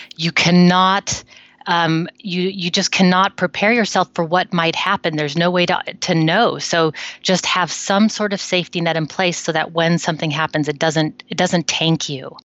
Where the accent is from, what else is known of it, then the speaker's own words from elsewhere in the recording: United States; now in Netherlands; I'm an American living in the Netherlands for a long time now